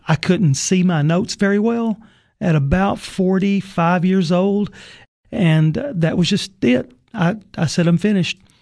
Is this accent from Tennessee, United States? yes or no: yes; Sparta, Tennessee, United States; I grew up in White County in Sparta